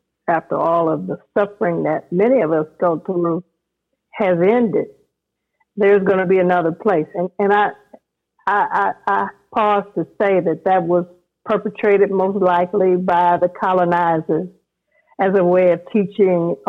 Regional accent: United States; we are American

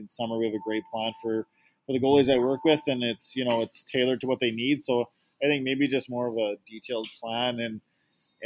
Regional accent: Sherwood Park, Alberta, Canada; also born or lived in Portland; I grew up in Sherwood Park, Alberta here, and that's where I played my minor hockey

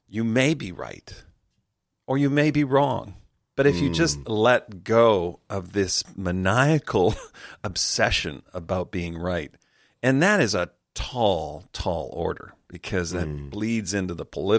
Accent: Canada; I'm Canadian

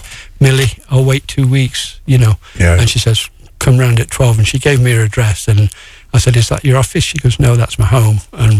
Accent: England, United Kingdom; I'm from England.

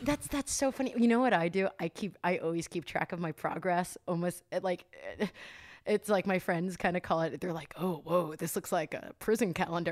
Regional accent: New Jersey, United States; now in California, United States; I'm from New Jersey

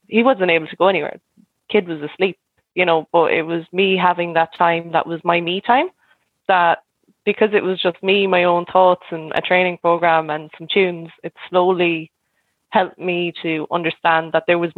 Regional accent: Cork, Munster, Ireland; now in Galway, Ireland; I'm originally from Cork, but I've lived in Galway maybe like the past 12, 13 years

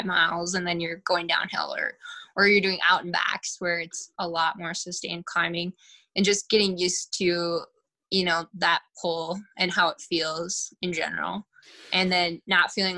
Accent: Bismarck, North Dakota, United States; moved away; also born or lived in Minneapolis, Minnesota; I'm from Bismarck, North Dakota originally. And then I lived in Minneapolis / Twin Cities for about 8.5 years before I moved here

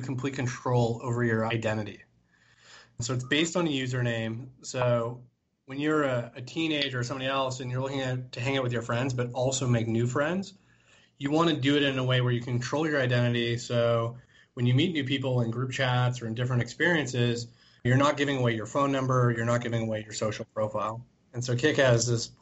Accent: Toronto, Ontario, Canada; born and raised in Toronto

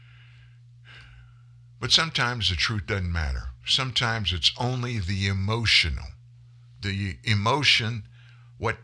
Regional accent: the South, United States; now in Louisiana, United States; I'm a guy from the South.

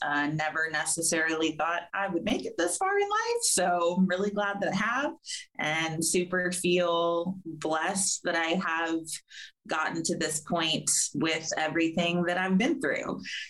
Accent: California, United States; and we just moved to Florida. So we're both from Southern California, and that's where we met.

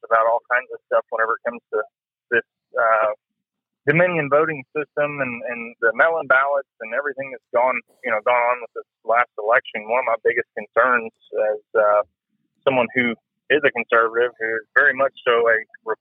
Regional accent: Texas, United States; I grew up in Texas, I was born in Texas

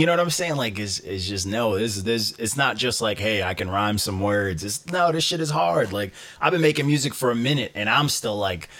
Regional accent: Long Island, New York, United States; I'm from Long Island

